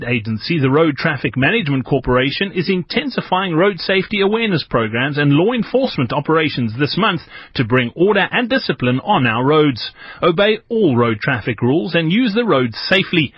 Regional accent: South Africa; as a South African football fan

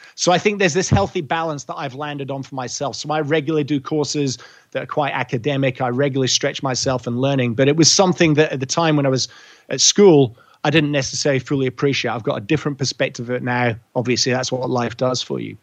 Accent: Scotland, United Kingdom; moved away as an adult; also born or lived in England / Edinburgh / Europe; now in Australia; I was born in England, raised in Scotland, fermented in Europe and through several round world trips living out of cases. And then Australia has been home for almost two decades.

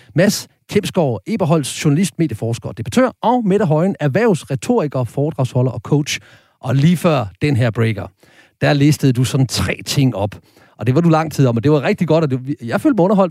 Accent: Horsens, Central Denmark Region, Denmark; Jeg kommer fra Horsens

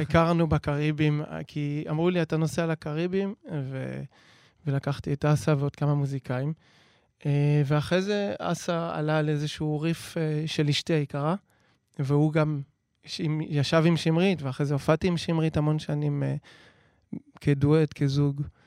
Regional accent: Jerusalem, Jerusalem District, Israel; אני ירושלמי

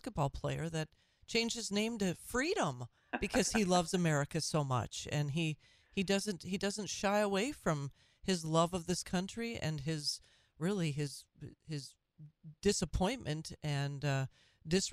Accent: Minnesota, United States; my home state of Minnesota

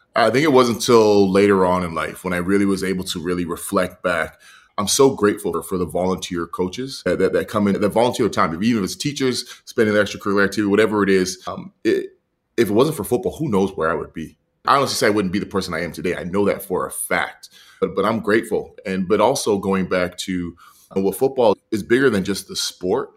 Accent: Edmonton, Alberta, Canada; I was raised in Edmonton

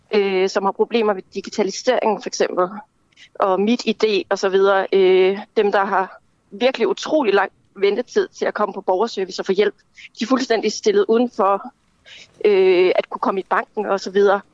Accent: Kalundborg, Zealand, Denmark; also born or lived in Slagelse / Høng; now in Copenhagen, Denmark; jeg er oprindeligt fra Kalundborg-området, fra Vestjylland.

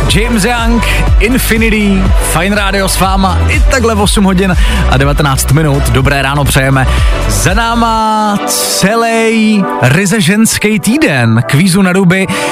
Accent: Přerov, Olomouc Region, Czechia; já jsem z Předova

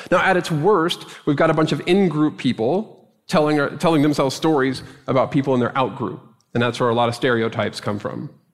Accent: Dallas, Texas, United States; moved away; my experience of growing up in Dallas

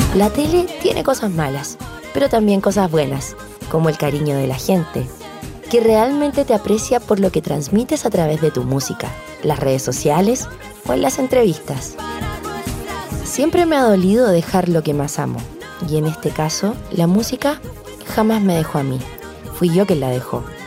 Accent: Santiago, Santiago Metropolitan Region, Chile; Nací en Santiago y me crié con mi abuela materna

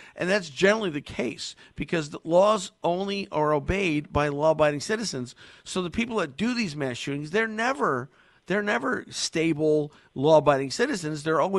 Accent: Connecticut, United States; I was born and raised in Connecticut. I've spent my whole life here.

